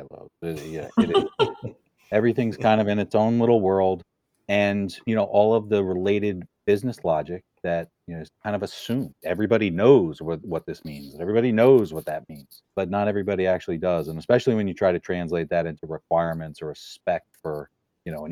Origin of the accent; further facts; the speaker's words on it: New Haven, Connecticut, United States; I grew up in New Haven